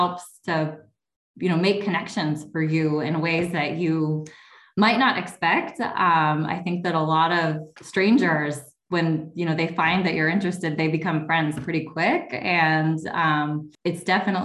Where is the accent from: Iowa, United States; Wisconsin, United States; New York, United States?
Wisconsin, United States; Kenosha; also born or lived in Milwaukee, Wisconsin; close to home where I grew up in Kenosha